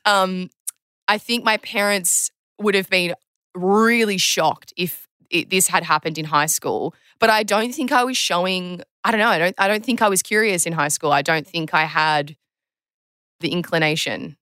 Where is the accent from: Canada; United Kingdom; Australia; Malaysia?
Australia; Terrey Hills, New South Wales; I grew up in Terry Hills, um, on the Northern Beaches.